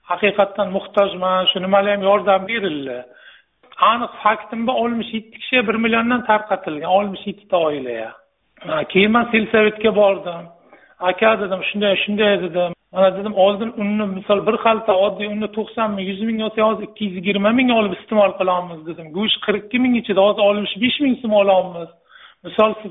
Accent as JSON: {"language": "Uzbek", "town": "Qarshi", "region": "Qashqadaryo Region", "country": "Uzbekistan", "tie": "born or raised there", "said": "o'zim qarshi shahrida tug'ilib qarshi shahrida o'sib katta bo'lganman"}